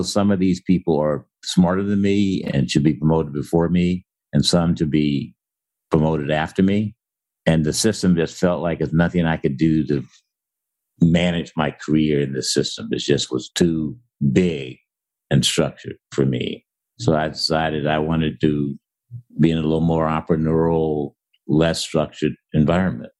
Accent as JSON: {"language": "English", "town": "Centralia", "region": "Illinois", "country": "United States", "tie": "born or raised there", "also_born_or_lived": "Ohio", "moved": "as an adult", "said": "I was raised in Centralia, Illinois"}